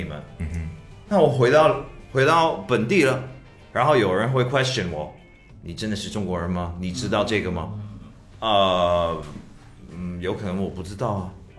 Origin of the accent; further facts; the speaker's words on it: Canada; born there; 你在哪里出生？加拿大，是唯一这个事情啊。